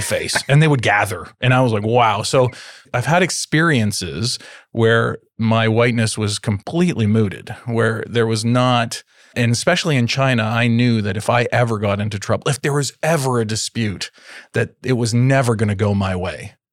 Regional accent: Toronto, Ontario, Canada; growing up in Toronto, in Canada, and being white

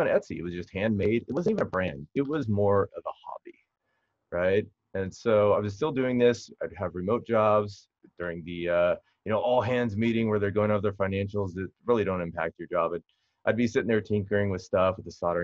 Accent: Huntington Beach, California, United States; I grew up in Southern California, still in Southern California, Huntington Beach, kind of just a local surfer

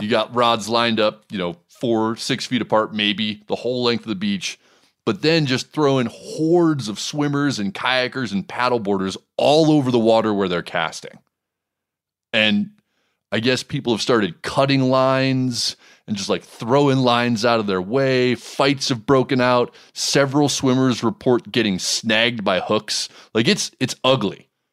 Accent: Hawaii, United States; my home state

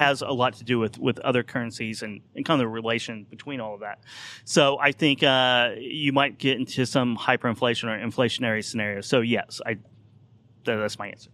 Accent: Oklahoma, United States; I grew up in Oklahoma in the eighties during the oil depression there

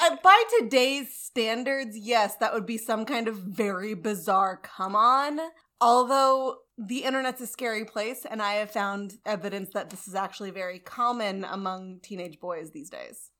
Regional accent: United States; I'm American

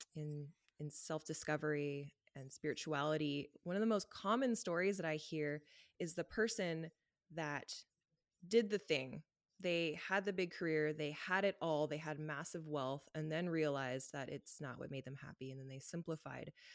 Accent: Los Angeles, California, United States; moved away as an adult; now in Canada; I'm from Los Angeles, and I lived a very Los Angeles life growing up

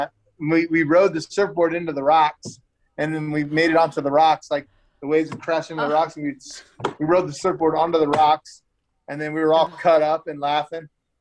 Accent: Las Vegas, Nevada, United States; but I'm from Vegas and that's what we live on.

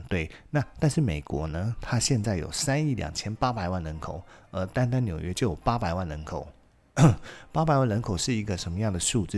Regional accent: Taiwan; 我们台湾人普遍能够讲出来

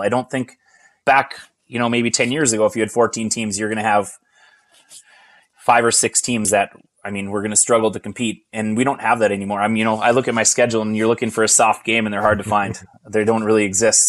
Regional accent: Hibbing, Minnesota, United States; also born or lived in Chisholm, Minnesota; I grew up in the Hibbing and Chisholm in the Chisholm Curling Club and in the Hibbing Curling Club

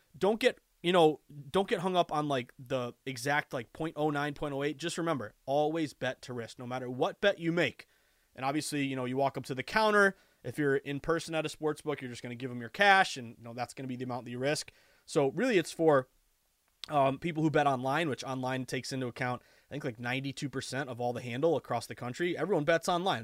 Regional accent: the Berkshires, Western Massachusetts, United States; I grew up in Western Mass and the Berkshires

